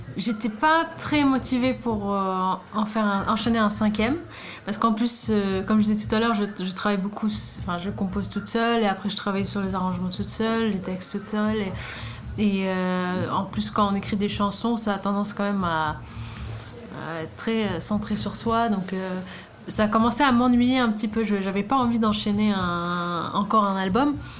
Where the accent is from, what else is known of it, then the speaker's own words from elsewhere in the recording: Sweden; moved away as an adult; now in Paris, France; quand j'ai quitté la Suède